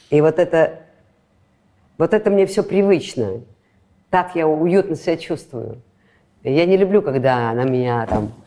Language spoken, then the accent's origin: Russian; Latvia; Латышка. Я латышка.